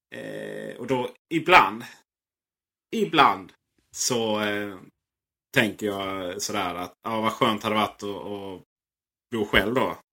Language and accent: Swedish; Blekinge, Sweden; Där jag kommer från Blekinge har vi en liten residensstad som heter Karlskrona.